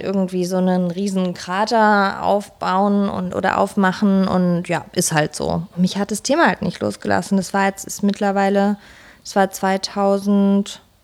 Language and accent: German; Pforzheim, Baden-Württemberg, Germany; moved away; also born or lived in Potsdam; ich komme ursprünglich aus Pforzheim, aus der Goldstadt Deutschlands